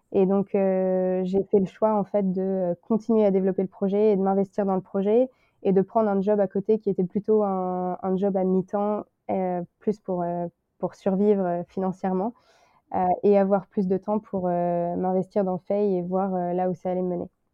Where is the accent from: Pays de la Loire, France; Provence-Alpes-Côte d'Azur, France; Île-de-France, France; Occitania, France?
Pays de la Loire, France; Le Mans; moved away as an adult; now in Shanghai, China; je suis originaire du Mans